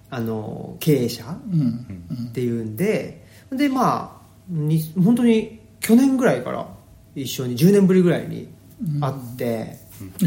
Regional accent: Urawa / Yono, Saitama, Japan; 同い年で小学校の時からあの住んでるところも近くって、うん、浦和と与野っていう

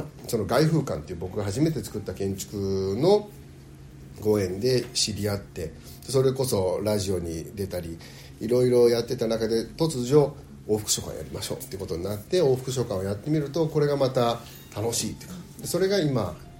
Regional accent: Kobe, Hyogo, Japan; also born or lived in United States; 東京地元神戸大阪もやったけど

